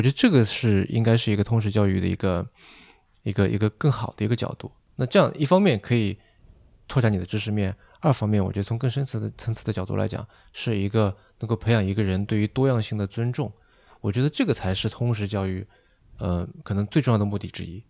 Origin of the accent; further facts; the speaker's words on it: China; 尤其对我们中国人而言